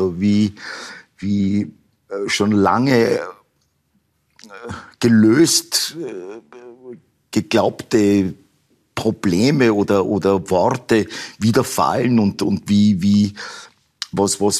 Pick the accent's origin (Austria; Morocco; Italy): Austria; Upper Austria; Ich bin in Oberösterreich aufgewachsen und in Oberösterreich hat man überhaupt keine Berührungsängste gehabt mit, mit so Namen eigentlich